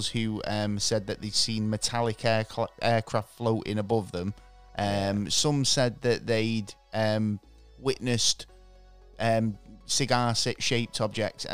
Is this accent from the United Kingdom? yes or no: yes; England, United Kingdom; I'm from England